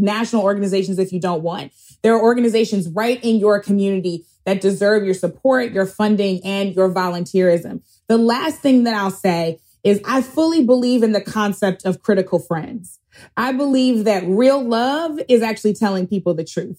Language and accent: English; St. Louis, Missouri, United States; Cori Bush, my congresswoman from my hometown of St. Louis